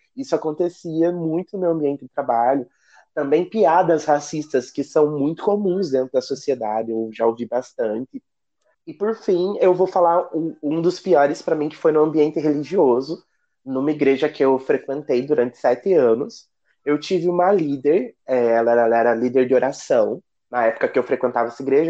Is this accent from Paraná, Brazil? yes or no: yes; Ponta Grossa, Paraná, Brazil; moved away as an adult; now in Rio de Janeiro, Brazil; Eu moro numa vila que fica a 14 quilômetros da cidade Ponta Grossa. Ainda pertence, mas é tipo zona rural